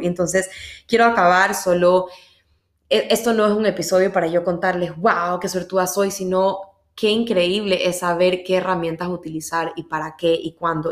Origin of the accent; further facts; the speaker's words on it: Ecuador; yo soy de Ecuador